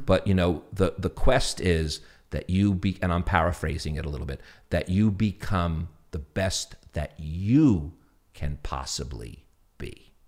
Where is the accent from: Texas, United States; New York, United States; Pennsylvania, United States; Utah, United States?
New York, United States; New York City; accent: New York; my New York accent